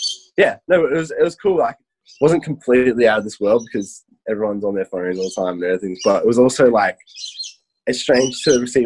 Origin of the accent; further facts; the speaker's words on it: Victoria, Australia; moved away as an adult; now in Sydney, Australia; I was in Victoria in my hometown for a little bit when it was like the severe lockdown